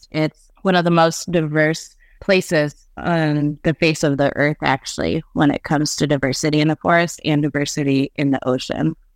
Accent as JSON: {"language": "English", "region": "Alaska", "country": "United States", "tie": "born or raised there", "said": "I'm a Haida and Tlingit woman born and raised on Prince of Wales Island, doing a lot of traditional harvesting with my family"}